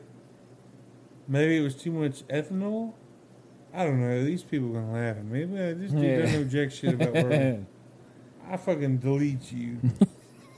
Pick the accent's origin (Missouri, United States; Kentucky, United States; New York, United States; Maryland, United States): Kentucky, United States; I'm from Kentucky